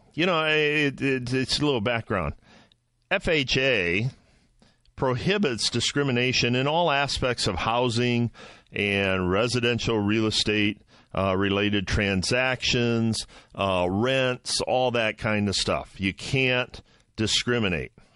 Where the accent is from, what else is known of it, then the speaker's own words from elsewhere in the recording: Midwest, United States; I'm from the Midwest. I live in the Midwest.